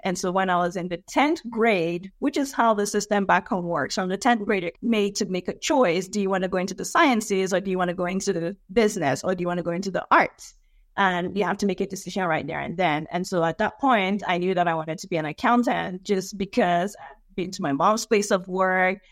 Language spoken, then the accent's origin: English; Nigeria; now in United States; I was born and raised in Nigeria